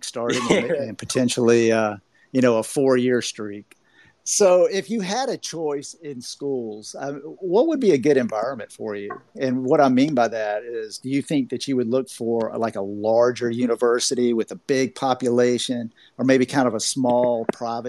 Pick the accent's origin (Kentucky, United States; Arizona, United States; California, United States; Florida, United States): Florida, United States; I'm from Florida